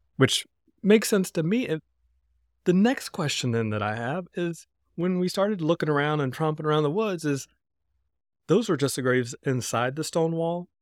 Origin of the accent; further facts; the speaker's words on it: North Carolina, United States; from my home state of North Carolina